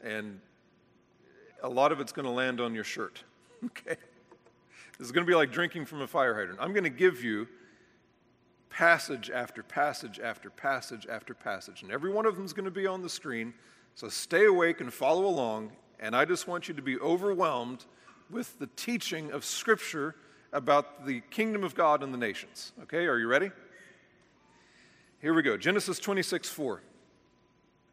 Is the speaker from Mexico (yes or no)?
no; United States; we as American evangelicals have been completely shaped by a system of doctrine